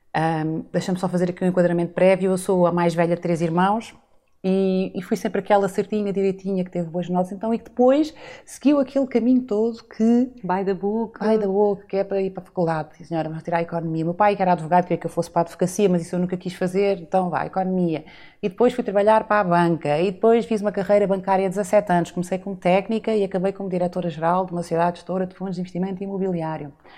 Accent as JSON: {"language": "Portuguese", "area": "São Miguel", "region": "Azores", "country": "Portugal", "tie": "born or raised there", "also_born_or_lived": "Lisbon", "moved": "as an adult", "said": "eu sou açoriana, nasci e cresci em São Miguel"}